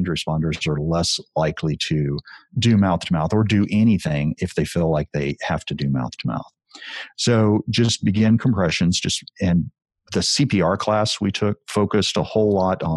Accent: Texas, United States; as a Texan

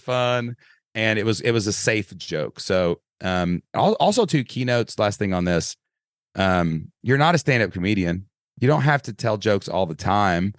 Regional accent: Kentucky, United States; accent: Southern Kentucky; I'm a guy from Kentucky

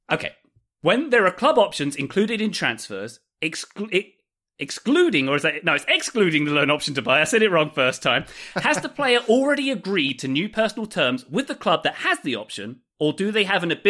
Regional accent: Scotland, United Kingdom; I'm Scottish.

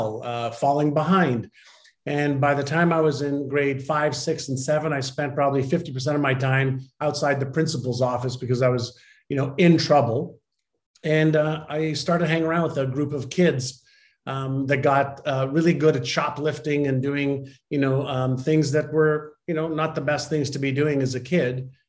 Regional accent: Montreal, Quebec, Canada; first language Hebrew; English is a second language; also born or lived in Israel; I had moved from Israel, where I was born, to Montreal

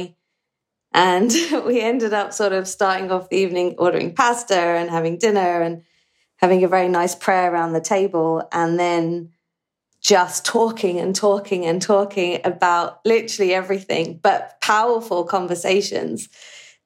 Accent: England, United Kingdom; moved away as an adult; also born or lived in United States; growing up in England and then spending lots of time in America

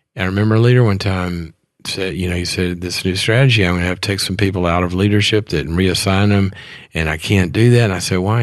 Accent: Mississippi, United States; moved away as an adult; also born or lived in Texas; I went to school in Texas. I, I was from Mississippi

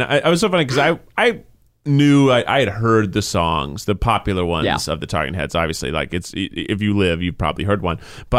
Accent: the South, United States; I am from the South.

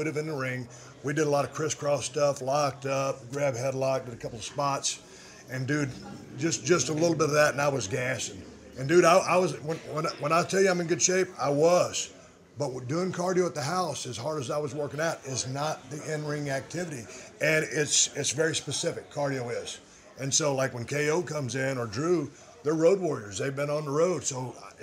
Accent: Edna, Texas, United States; growing up in South Texas

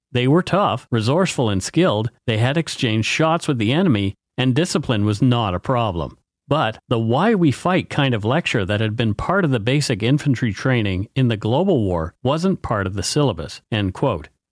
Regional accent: Canada; We are ordinary Canadian schmucks

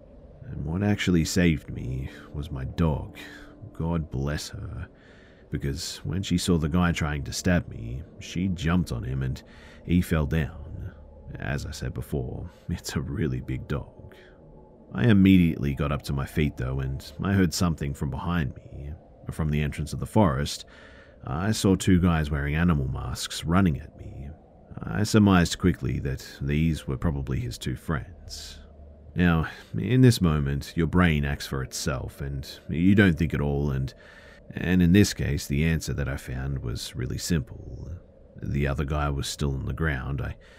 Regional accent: France; English is a second language; Please forgive me too if anything I said was spoken a little bit weird, as like I said, I am from France.

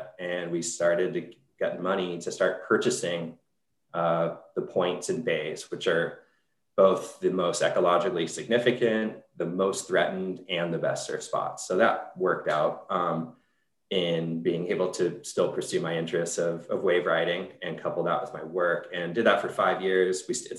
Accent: Solana Beach, California, United States; Well, I grew up in North San Diego in Solana Beach, Torrey Pines High School, undergrad at UCSD.

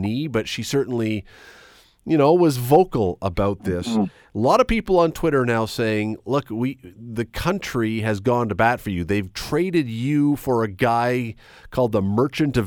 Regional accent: Toronto, Ontario, Canada; when I was a kid, three times growing up in Toronto

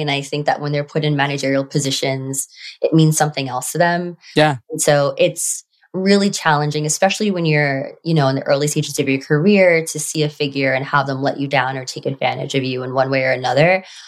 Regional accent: New York City, New York, United States; I grew up on Staten Island

